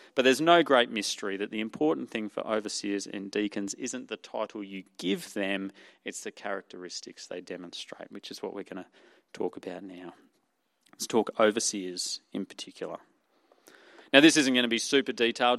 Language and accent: English; Australia; accent: Ocker; my Ocker accent